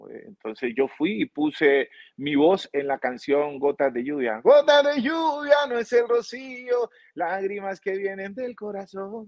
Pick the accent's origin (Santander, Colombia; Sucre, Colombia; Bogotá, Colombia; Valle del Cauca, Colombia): Valle del Cauca, Colombia; Buenaventura; now in Cali, Colombia; yo eh, soy colombiano, eh, nací en Buenaventura, que es el Pacífico de, nuestro país. Eh, vivo en Cali hace muchos años